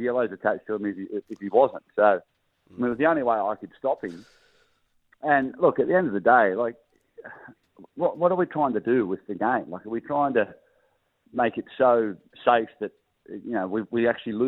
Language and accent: English; Gold Coast, Queensland, Australia; I grew up on the Gold Coast